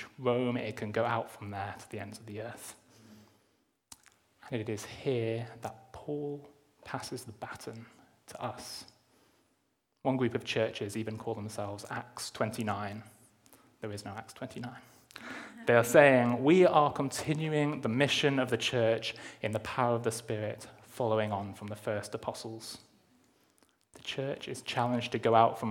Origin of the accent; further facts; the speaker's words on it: Durham, North East England, United Kingdom; now in Cheltenham, United Kingdom; where I grew up in Durham